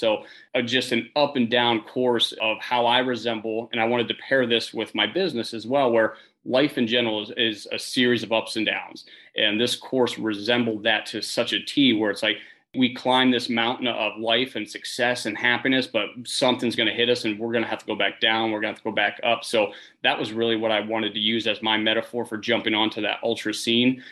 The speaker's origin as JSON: {"language": "English", "region": "Northern Pennsylvania", "country": "United States", "said": "I'm originally from Northern Pennsylvania"}